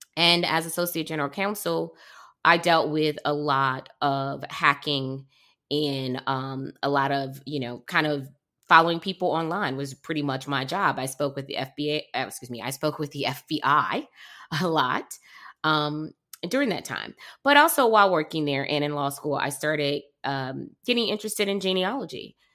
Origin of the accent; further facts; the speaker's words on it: Detroit, Michigan, United States; I was born in Detroit, um, and I am a big fan of my hometown